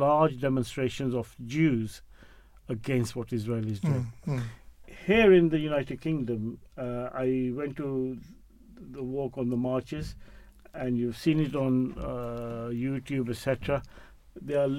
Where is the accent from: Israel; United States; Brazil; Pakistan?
Pakistan; now in England; being a Muslim, being a Pakistani, being a migrant